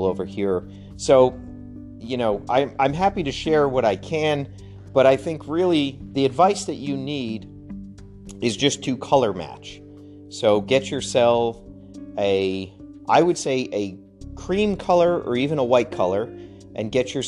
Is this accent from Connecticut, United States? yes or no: yes; Connecticut, United States; moved away; I grew up in pastoral Connecticut, not really pastoral, suburb